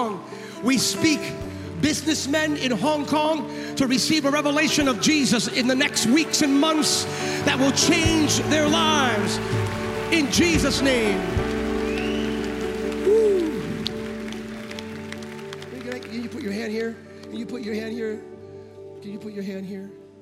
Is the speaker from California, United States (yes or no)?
yes; California, United States; I'm from California